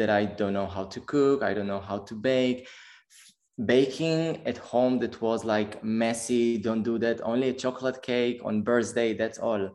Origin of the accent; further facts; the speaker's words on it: Holon, Tel Aviv District, Israel; moved away as an adult; now in Berlin, Germany; I was born in Tel Aviv and I raised in Chulon. It's a small city next to Tel Aviv.